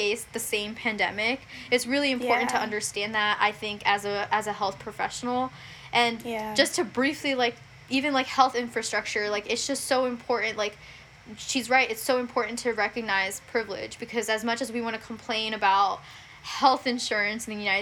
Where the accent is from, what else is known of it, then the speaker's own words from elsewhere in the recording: India; moved away; I'm from India